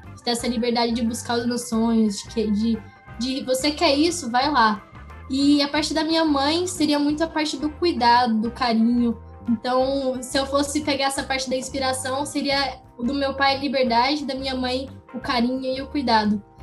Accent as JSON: {"language": "Portuguese", "town": "Goiânia", "region": "Goiás", "country": "Brazil", "tie": "born or raised there", "said": "eu nasci em Goiânia, Goiás, é, em 2002"}